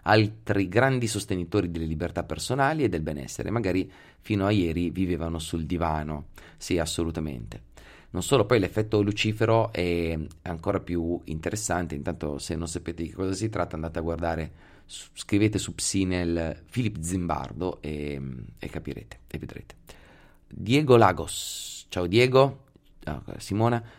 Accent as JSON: {"language": "Italian", "town": "Pesaro", "region": "Marche", "country": "Italy", "moved": "yes", "lives_now": "Veneto, Italy", "said": "sono di Pesaro"}